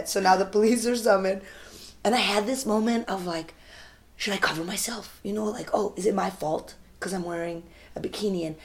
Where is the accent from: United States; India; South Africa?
India; North India; I don't speak Tamil, which is the language there. I speak Hindi. I'm Northern Indian.